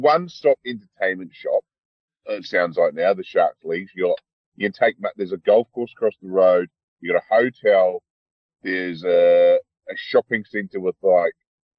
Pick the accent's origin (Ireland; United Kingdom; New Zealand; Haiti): New Zealand; now in Australia; because I'm a New Zealander, right, so I can actually go there at the moment.